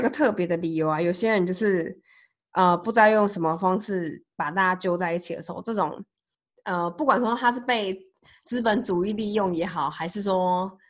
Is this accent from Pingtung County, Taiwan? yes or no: yes; Pingtung County, Taiwan; 哎，对，一是我是屏东人，二是呃，我们我上班的地方在那个桃园南坎那边